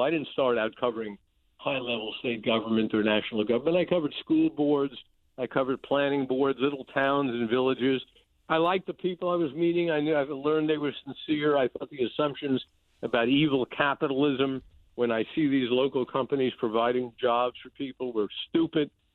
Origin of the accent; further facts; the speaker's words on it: New York City, New York, United States; moved away as an adult; also born or lived in Albany, New York; now in Florida, United States; I grew up in the Bronx